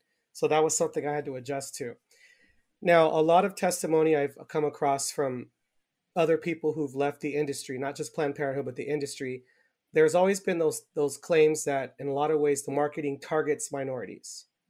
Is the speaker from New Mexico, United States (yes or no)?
no; Carson, California, United States; now in Arizona, United States; I'm about 2.5 hours south of Glendale, but I'm from Carson where Angel lives. And Carson actually is very diverse in terms of ethnicities.